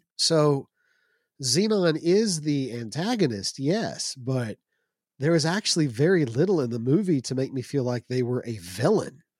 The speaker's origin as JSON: {"language": "English", "country": "United States", "said": "As an American"}